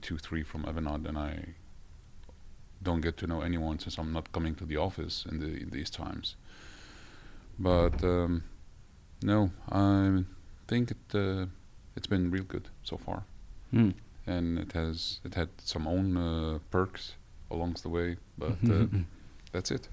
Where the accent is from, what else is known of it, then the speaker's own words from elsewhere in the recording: Denmark; moved away as an adult; now in Norway; I'm actually from Denmark, where I studied there and worked in multiple different companies